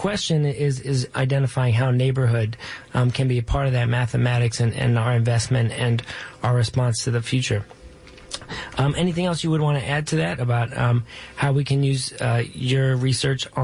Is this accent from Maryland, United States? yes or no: yes; Baltimore, Maryland, United States; now in New York City, United States; though I work in Brooklyn, I grew up in Baltimore